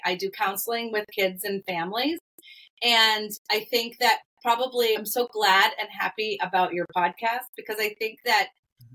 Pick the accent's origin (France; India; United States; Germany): United States; Massachusetts; now in Midwest, United States; I live in the middle of the Midwest, and I'm a New Englander. We grew up in Massachusetts